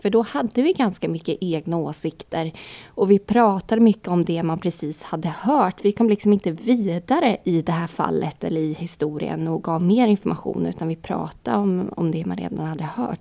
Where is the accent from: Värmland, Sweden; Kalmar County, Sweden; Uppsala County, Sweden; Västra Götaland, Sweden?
Kalmar County, Sweden; Vimmerby; jag är från Vimmerby